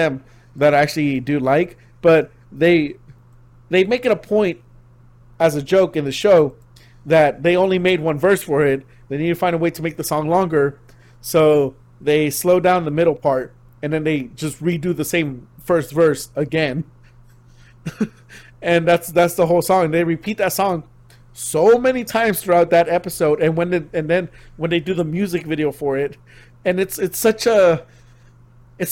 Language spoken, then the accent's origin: English; United States; as an American